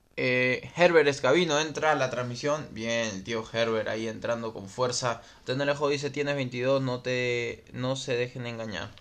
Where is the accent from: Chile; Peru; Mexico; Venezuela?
Peru; Lima; Soy de Lima y tengo 29 años.